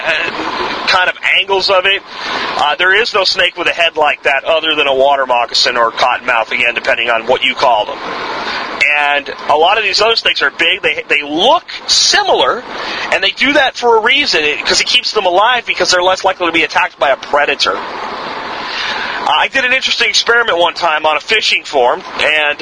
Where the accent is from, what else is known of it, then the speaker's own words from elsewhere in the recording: Jacksonville, Florida, United States; I grew up in Jacksonville